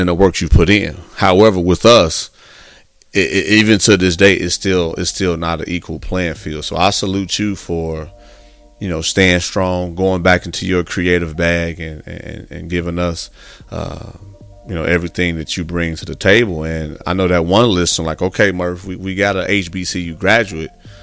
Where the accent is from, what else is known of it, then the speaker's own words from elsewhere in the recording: Midwest, United States; now in Texas, United States; I'm from the Midwest myself, and coming out to Texas